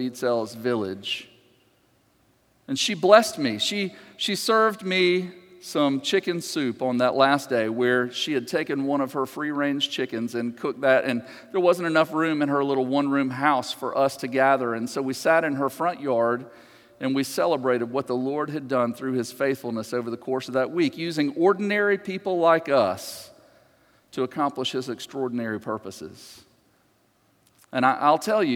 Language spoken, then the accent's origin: English; just outside of Atlanta, Georgia, United States; I grew up just outside of Atlanta